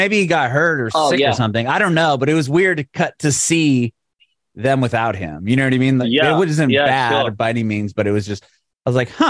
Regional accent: San Diego, California, United States; So like I grew up in San Diego. That's where … was from.

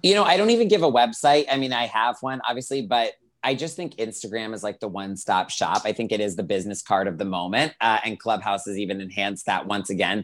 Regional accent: Greenville, South Carolina, United States; moved away as an adult; now in Los Angeles, United States; I grew up in Greenville, South Carolina

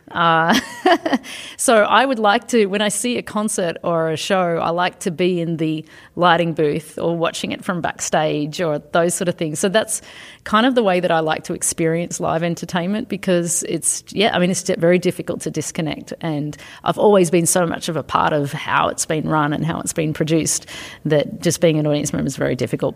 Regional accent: Australia; moved away as an adult; also born or lived in United States / Canada / Belgium / United Kingdom; now in Asia; I'm originally from Australia

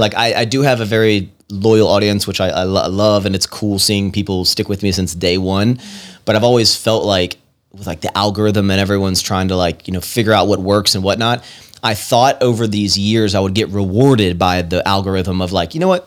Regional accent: Virginia, United States; moved away as an adult; also born or lived in Roanoke, Virginia / Richmond, Virginia / Washington, D.C.; now in Texas, United States; I'm from, I'm from Virginia originally, and I, I essentially started deep Southern Virginia, and then the older I got, the more Northern Virginia I moved

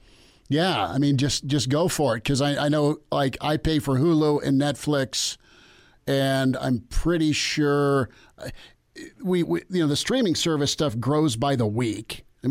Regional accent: Florida, United States; I grew up in Florida part of my life, and I loved Oklahoma

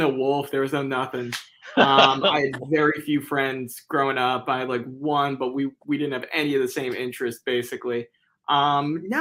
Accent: Philadelphia, Pennsylvania, United States; I grew up in Philly, downtown Center City there

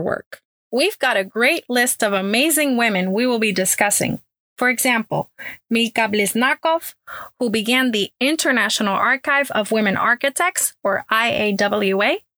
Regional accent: Puerto Rico; now in Houston, United States; born and raised in Puerto Rico and now living in Houston, Texas.

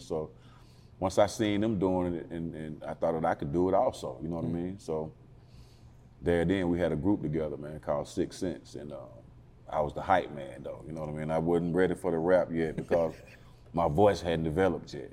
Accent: Atlanta, Georgia, United States; I'm um, born and raised in Northwest Atlanta.

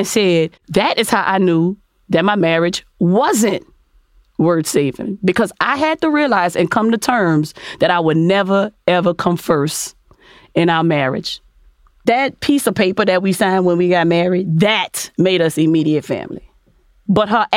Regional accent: New Orleans, Louisiana, United States; I'm from New Orleans

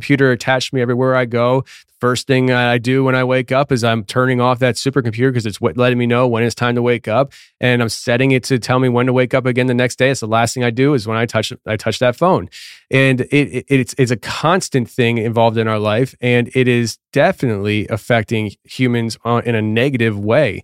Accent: Tennessee, United States; my home state of Tennessee

